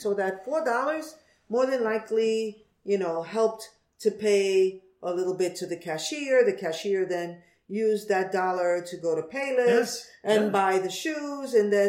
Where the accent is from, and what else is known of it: New York City, New York, United States; born or raised there